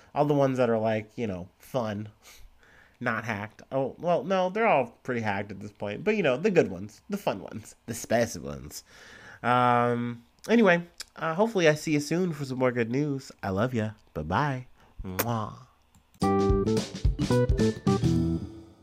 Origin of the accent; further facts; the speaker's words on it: Ohio, United States; I'm from Ohio